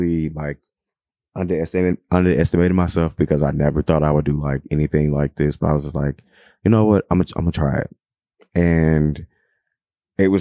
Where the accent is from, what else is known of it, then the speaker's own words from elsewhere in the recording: Chicago, Illinois, United States; I'm from Chicago